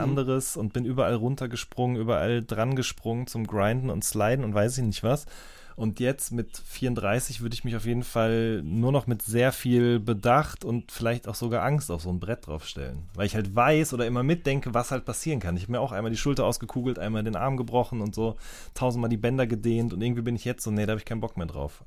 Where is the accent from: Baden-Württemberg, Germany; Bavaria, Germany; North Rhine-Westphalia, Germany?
North Rhine-Westphalia, Germany; ich komme ja auch aus NRW